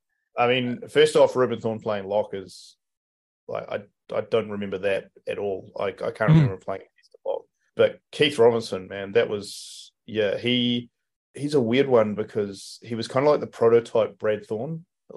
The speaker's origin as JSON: {"language": "English", "region": "Wellington", "country": "New Zealand", "tie": "born or raised there", "said": "he was a big part of like growing up in Wellington."}